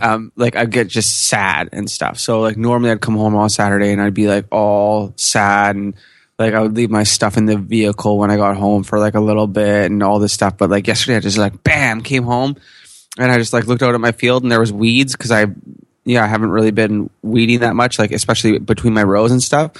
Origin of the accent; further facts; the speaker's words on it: Canada; I'm Canadian